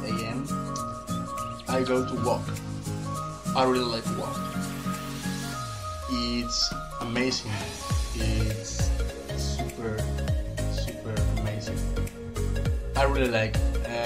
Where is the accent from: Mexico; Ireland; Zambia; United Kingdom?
Mexico; Veracruz; English is a second language; I'm 19 years old. and I'm from Mexico, Veracruz, Mexico. Actually, I'm a student in Universidad Veracruzana.